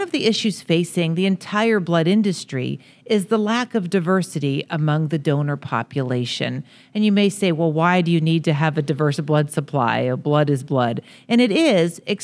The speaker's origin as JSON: {"language": "English", "town": "Pittsburgh", "region": "Pennsylvania", "country": "United States", "tie": "born or raised there", "said": "I grew up in Pittsburgh"}